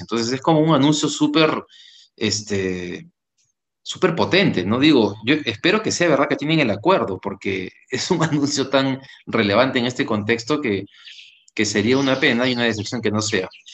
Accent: Peru; somos peruanos

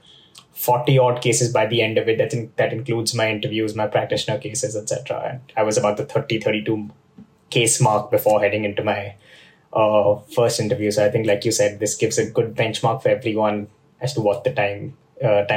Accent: India; I'm from India

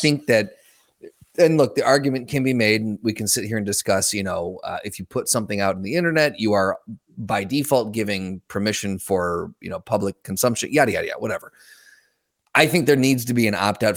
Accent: United States; now in Grand Rapids, United States; Currently, I would say Grand Rapids, but I'm from the Quad Cities

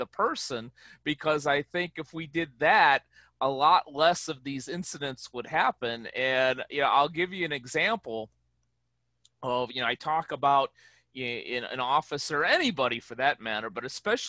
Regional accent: Chicago, Illinois, United States; You know, in my hometown of Chicago, you know, we call those people jagoffs.

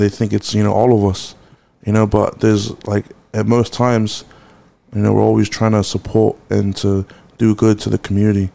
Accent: Auckland, New Zealand

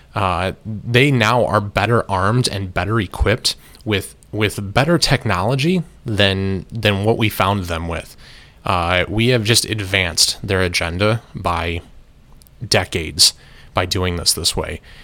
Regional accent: United States; I am an American citizen and an American taxpayer

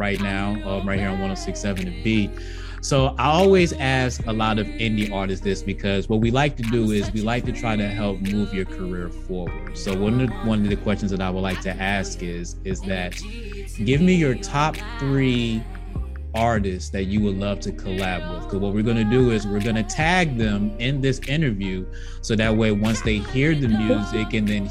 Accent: East Coast, United States; I'm from the East Coast

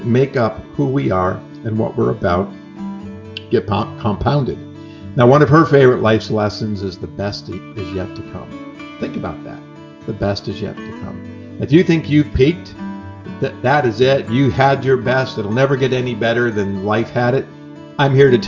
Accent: New York, United States; moved away as an adult; now in California, United States; I'm from New York and I came to California

